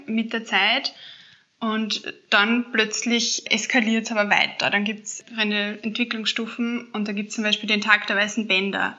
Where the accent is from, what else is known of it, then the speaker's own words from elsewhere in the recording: Austria; wir Österreicher